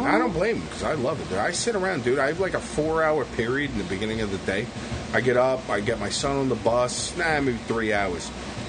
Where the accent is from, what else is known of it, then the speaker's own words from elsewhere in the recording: Deer Park, United States; It's like, I'm from Deer Park, too.